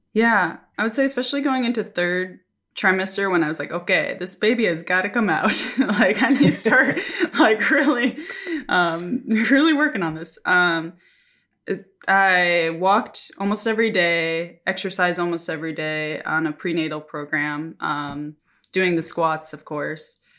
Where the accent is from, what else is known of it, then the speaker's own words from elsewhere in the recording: Minnesota, United States; moved away as an adult; now in Japan; I'm from Minnesota